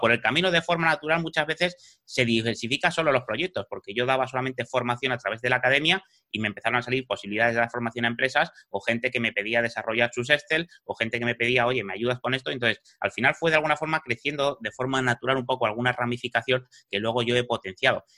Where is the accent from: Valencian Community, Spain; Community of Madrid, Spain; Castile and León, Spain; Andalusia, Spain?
Community of Madrid, Spain; Madrid; moved away as an adult; now in Fuerteventura, Spain; soy madrileño, he vivido en Madrid toda mi vida, eh, hasta hace cuatro años